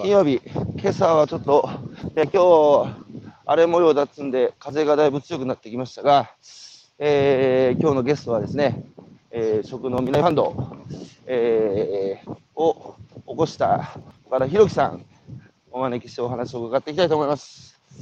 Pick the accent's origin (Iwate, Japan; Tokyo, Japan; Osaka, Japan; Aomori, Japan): Iwate, Japan; Hanamaki; 僕は岩手の花巻出身ですけど